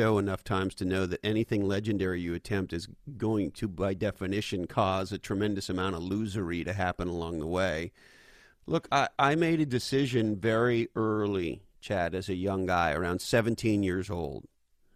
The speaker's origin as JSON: {"language": "English", "town": "Montreal", "region": "Quebec", "country": "Canada", "tie": "born or raised there", "also_born_or_lived": "Silicon Valley, United States", "moved": "as an adult", "lives_now": "United States", "said": "I was born and raised in Montreal, Canada"}